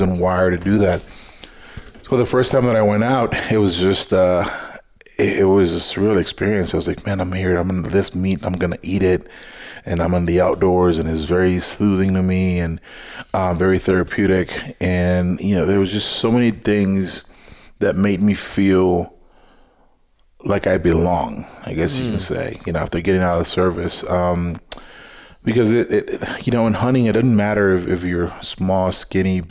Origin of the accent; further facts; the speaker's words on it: South Texas, United States; moved away; Growing up in South Texas, where it's hot and humid